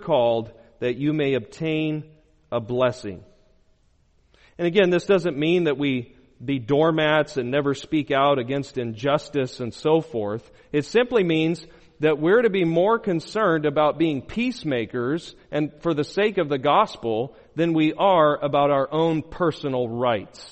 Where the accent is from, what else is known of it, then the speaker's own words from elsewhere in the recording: Arizona, United States; I'm from Arizona